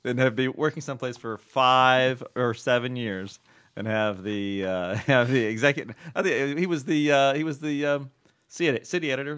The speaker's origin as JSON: {"language": "English", "region": "Southern California", "country": "United States", "tie": "born or raised there", "said": "I grew up in Southern California."}